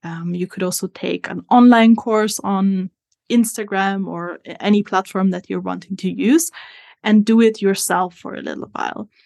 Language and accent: English; Italy; moved away as an adult; now in New Zealand; As you can hear from my accent, I am not originally from New Zealand. I'm actually from Italy. But I have been living in New Zealand for the last two years